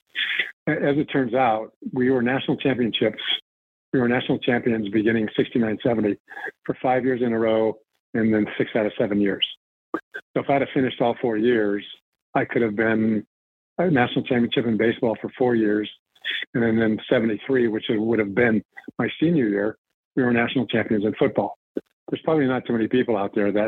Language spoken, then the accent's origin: English; Compton, California, United States; growing up in Compton and Los Angeles